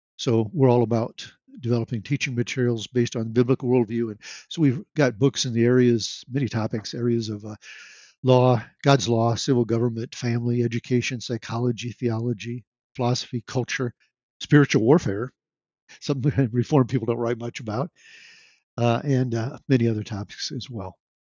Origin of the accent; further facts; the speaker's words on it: Nebraska, United States; I've lived most of my life in Nebraska